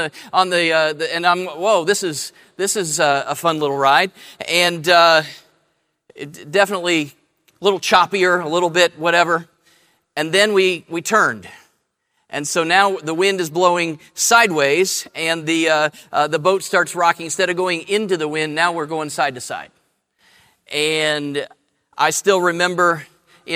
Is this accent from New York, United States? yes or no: no; Columbus, Ohio, United States; I grew up in Columbus.